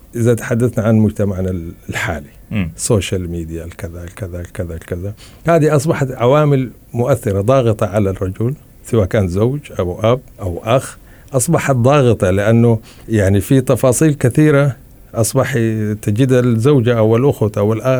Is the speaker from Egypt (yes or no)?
no; Blue Nile area, central Sudan, Sudan; moved away; في البلد عندنا في على النيل الازرق في منطقة زراعية وكذا في وسط السودان